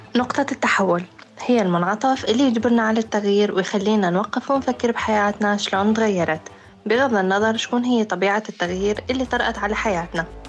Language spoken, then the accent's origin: Arabic; Raqqa, Raqqa Governorate, Syria; من الرقة